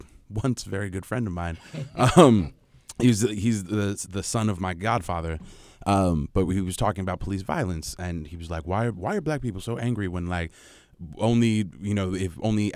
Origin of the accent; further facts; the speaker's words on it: California, United States; also born or lived in Kansas City / Cincinnati; I was born and raised in Southern California, did my graduate school in Kansas City. did a year in Cincinnati.